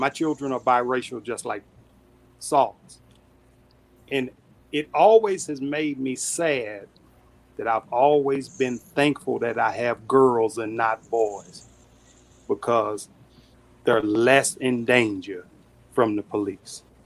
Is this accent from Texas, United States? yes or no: yes; Dallas, Texas, United States; That's my hometown, Dallas, for 31 years.